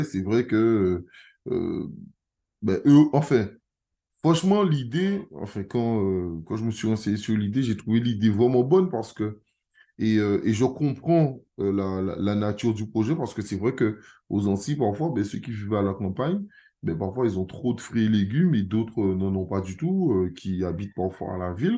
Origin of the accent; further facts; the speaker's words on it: Guadeloupe; je suis guadeloupéen